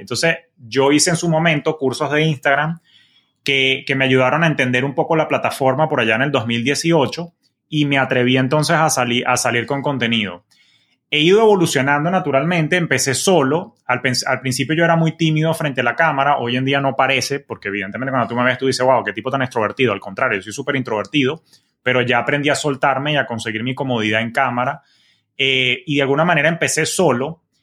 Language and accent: Spanish; Venezuela; moved away as an adult; now in Miami, United States; yo soy oriundo de Venezuela